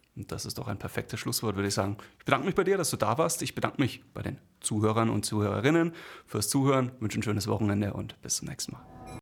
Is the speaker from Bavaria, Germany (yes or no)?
yes; Bamberg, Bavaria, Germany; ich komme aus Bamberg